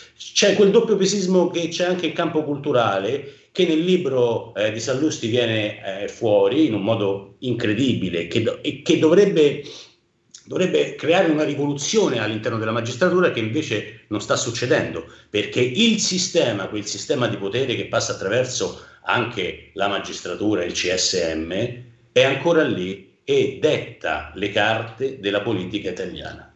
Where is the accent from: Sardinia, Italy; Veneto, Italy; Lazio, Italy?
Lazio, Italy; Rome; accent: Roman; Io da romano